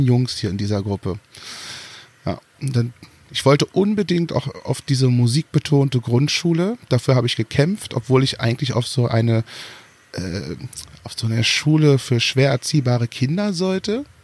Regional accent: Germany; Also ich, ich bin geborener äh, Deutscher. Also ich bin hier geboren, groß und breit geworden.

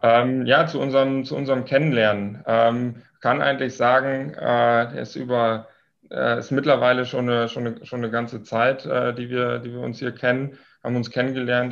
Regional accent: Lower Saxony, Germany; moved away as an adult; now in Munich, Germany; komme gebürtig aus dem Nordwesten Deutschlands. Äh, hört man mir vielleicht etwas an aus äh, Niedersachsen

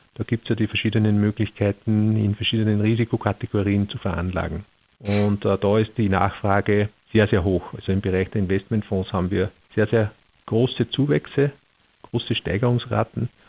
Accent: Austria; bei uns in Österreich

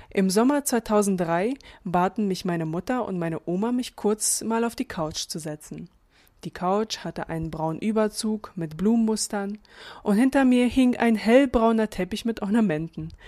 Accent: Daugavpils, Latgale, Latvia; first language Latvian and Russian; German is a second language; moved away; Ich bin ein Kind der 90er und habe meine Kindheit in Lettland verbracht. Genauer gesagt komme ich aus der Stadt Daugopils und bin am 15. August 1991 geboren.

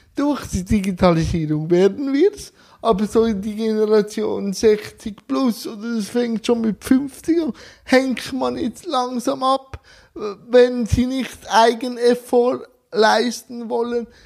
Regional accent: Switzerland; bei uns

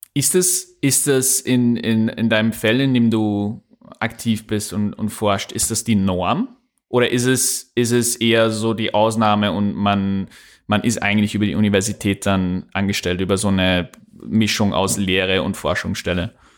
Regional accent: Upper Austria, Austria; accent: Upper Austrian; ich spreche auch kein Österreichisch, ich spreche, wenn, dann Oberösterreichisch

